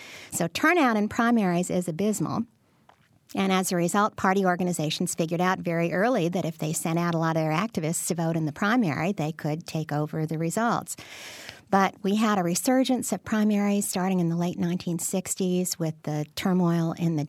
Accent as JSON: {"language": "English", "region": "Illinois", "country": "United States", "tie": "born or raised there", "said": "I grew up in Cook County, so I understand that very well."}